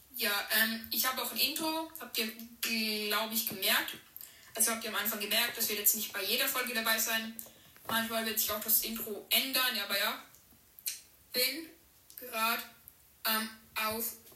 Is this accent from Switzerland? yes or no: yes; Switzerland; bin 13, komme aus der Schweiz